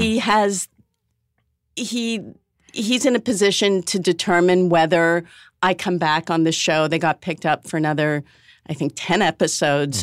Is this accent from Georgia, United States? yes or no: no; Newton, Massachusetts, United States; I'm from Newton, Massachusetts